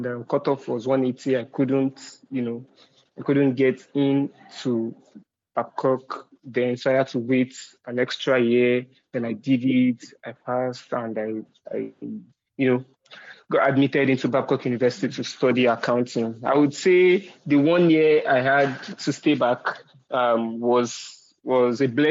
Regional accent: Shomolu, Lagos, Nigeria; I grew up in Shomolu. If people that might know, they might want to call it the ghetto part of Lagos State

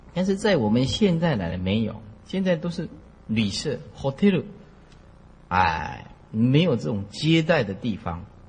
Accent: Taiwan; 我们是在台湾出生的啦。福建古田人

